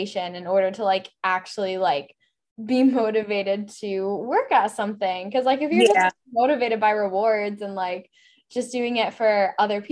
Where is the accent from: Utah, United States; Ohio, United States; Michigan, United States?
Michigan, United States; I'm from Michigan